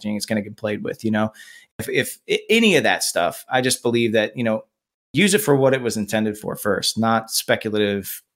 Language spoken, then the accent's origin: English; Nebraska, United States; moved away; I'm from Nebraska originally